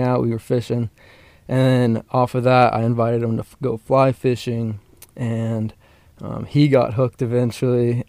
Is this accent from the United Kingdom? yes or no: no; Parker, Colorado, United States; also born or lived in Atlanta, Georgia; I grew up in Parker, Colorado